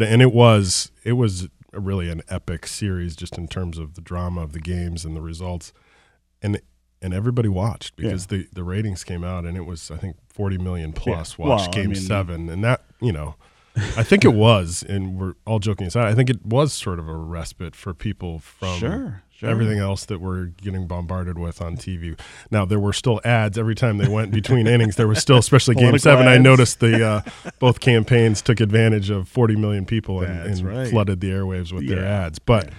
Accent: Iowa, United States; And I grew up in Iowa, but I grew up watching, you know, Harry Carey, and they were on every day.

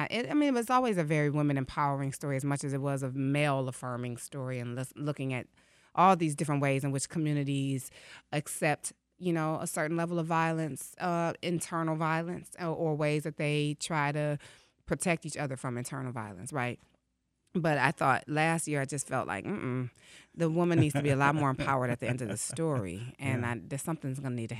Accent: Detroit, Michigan, United States; so as a poet in Detroit, I grew up in the Cafe Mahogany era of spoken word here.

